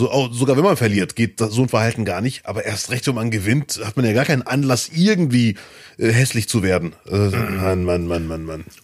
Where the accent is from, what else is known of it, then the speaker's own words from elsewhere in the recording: Germany; born there; Ich würde mich auch vor Deutschland freuen, ich bin ja hier geboren.